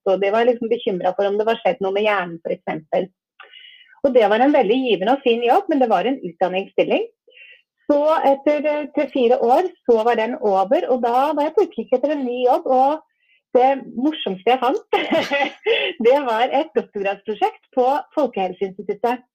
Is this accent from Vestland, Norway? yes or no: no; Asker, Akershus, Norway; jeg vokste opp i Asker.